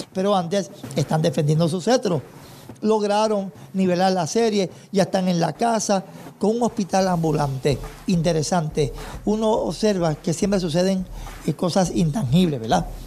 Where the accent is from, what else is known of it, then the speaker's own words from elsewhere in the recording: Toa Baja, Puerto Rico; mi pueblo, Toa Baja